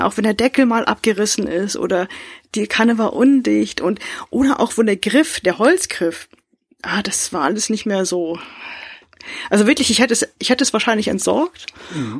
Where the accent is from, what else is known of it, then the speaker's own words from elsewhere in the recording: Northern Germany, Germany; Bei uns in Norddeutschland